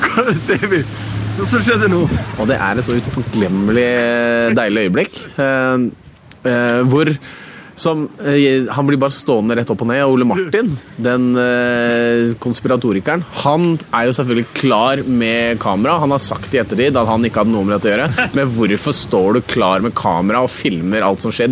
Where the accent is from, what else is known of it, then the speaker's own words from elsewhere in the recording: Oslo, Norway; Jeg er fra Theisen i Oslo